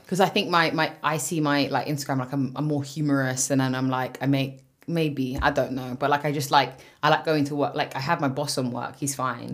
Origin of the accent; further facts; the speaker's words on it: London, United Kingdom; for being from West London